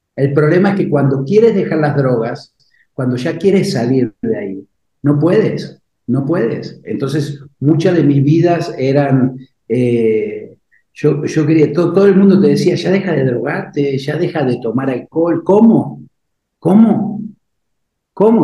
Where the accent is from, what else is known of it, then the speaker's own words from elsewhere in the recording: Buenos Aires, Argentina; moved away as an adult; also born or lived in Uruguay; now in Mexico; yo nací en Uruguay, yo vivía en Buenos Aires, mi madre vivía en Buenos Aires, enferma mi abuelita, me fui hasta el Uruguay.